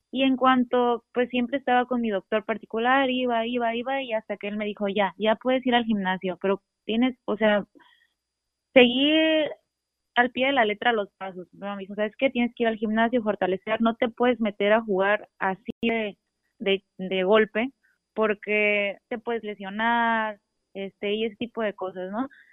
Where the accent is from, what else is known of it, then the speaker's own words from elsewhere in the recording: Ensenada, Baja California, Mexico; also born or lived in Tijuana; crecí aquí jugando en Ensenada